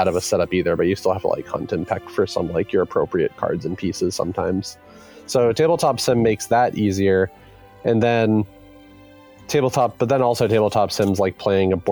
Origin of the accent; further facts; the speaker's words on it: Massachusetts, United States; now in Washington, United States; We are a board game development studio based in Washington, though we're all originally from Massachusetts.